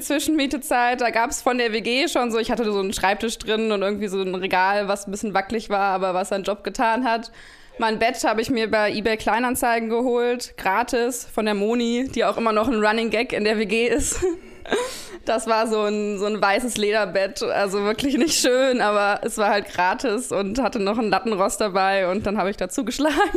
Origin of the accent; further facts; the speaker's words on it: Düsseldorf, North Rhine-Westphalia, Germany; moved away as an adult; also born or lived in Mainz; now in Berlin, Germany; ich bin gebürtige Düsseldorferin